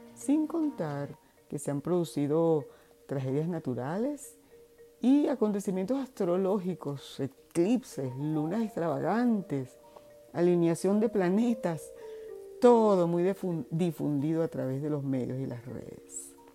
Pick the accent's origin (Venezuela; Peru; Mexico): Venezuela; moved away; mi país de origen, Venezuela, el país donde nací, donde crecí, donde estudié